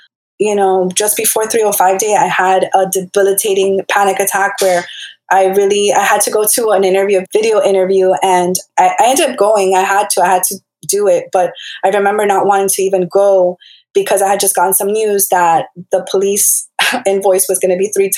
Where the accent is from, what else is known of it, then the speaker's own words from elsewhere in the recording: Hialeah, Florida, United States; I'm from Miami after all, Hialeah to be exact